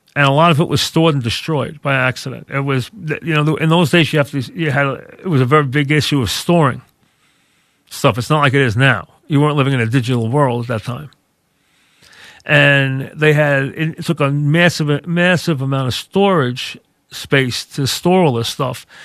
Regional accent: United States; now in North Shore of Long Island, United States; I grew up as a kid very close to the Atlantic Ocean.

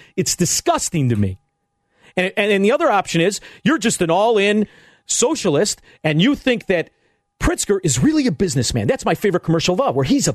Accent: Melrose Park, Illinois, United States; now in Elmwood Park, United States; I grew up in Melrose Park. I live in Elmwood Park

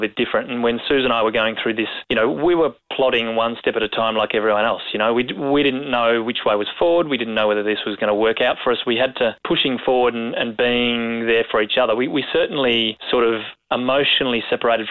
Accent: Australia; as Aussie blokes

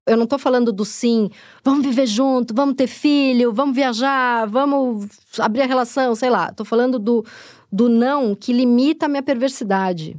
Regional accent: Tatuapé, São Paulo, Brazil; accent: Tatuapé; falando com o sotaque do tatuapé

